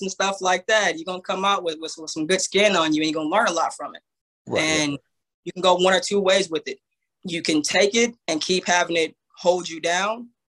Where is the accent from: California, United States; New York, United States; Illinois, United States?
California, United States; Banning; I'm from the Inland Empire, a city called Banning, California.